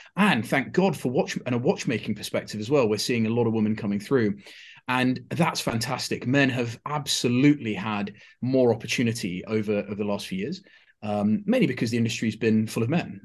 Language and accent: English; United Kingdom